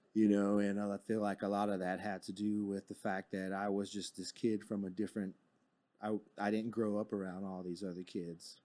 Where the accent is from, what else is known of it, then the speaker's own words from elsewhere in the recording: Fort Worth, Texas, United States; I actually grew up in Fort Worth. I was born in Fort Worth at John